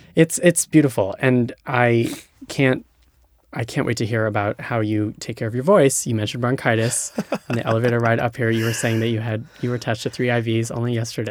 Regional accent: Hawaii, United States; moved away; I'm from Hawaii

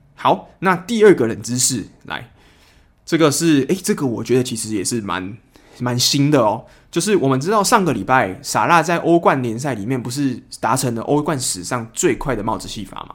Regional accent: Kaohsiung, Taiwan; 因为我是高雄人嘛

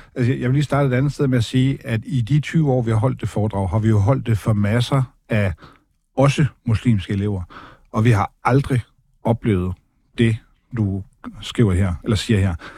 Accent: Denmark; jeg som dansker, hvid, opvokset i Danmark

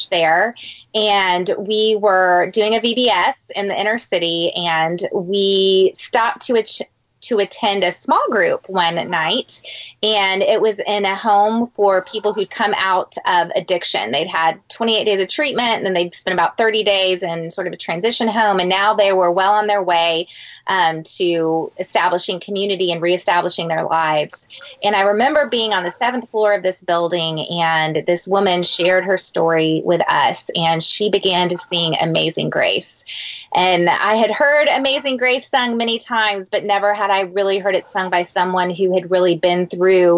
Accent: San Antonio, Texas, United States; I grew up in San Antonio

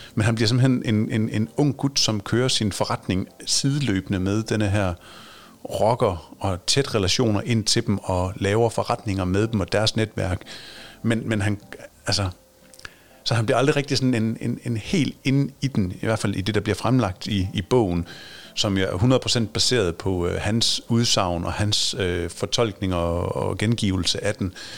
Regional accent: Aarhus, Central Denmark Region, Denmark; som Aarhus-dreng

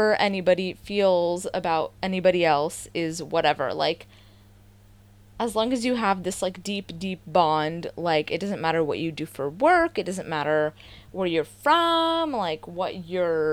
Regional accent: the Bay Area, California, United States; I grew up in the Bay

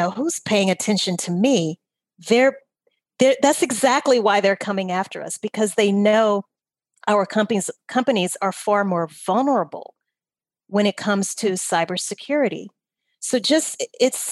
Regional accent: Louisiana, United States; I'm from Louisiana.

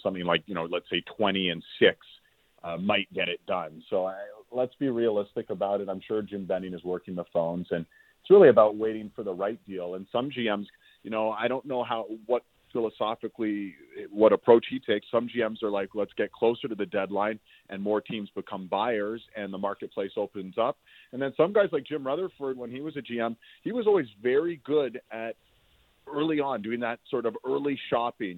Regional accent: Toronto, Ontario, Canada; also born or lived in Montreal; I grew up in Toronto, so when I went to McGill, I was I was a Leaf fan as a kid growing up

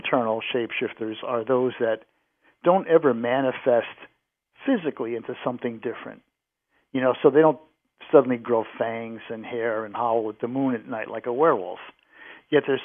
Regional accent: New England, United States; now in Cincinnati, United States; I grew up in New England

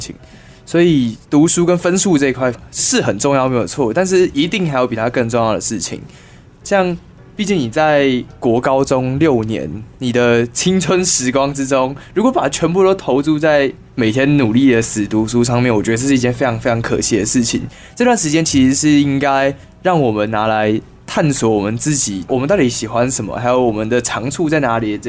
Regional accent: Taiwan; 我们都是台湾人

